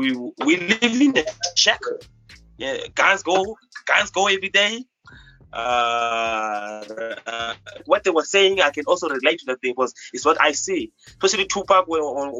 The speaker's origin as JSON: {"language": "English", "town": "Cape Town", "region": "Western Cape", "country": "South Africa", "said": "I'm from Cape Town. I'm from Africa continent, country, South Africa, based in Cape Town."}